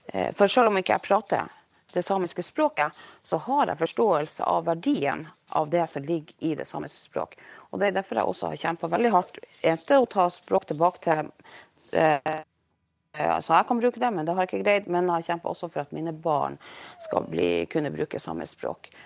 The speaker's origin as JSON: {"language": "Norwegian", "country": "Norway", "first_language": "Norwegian", "said": "samtidig så er jo mitt morsmål da norsk."}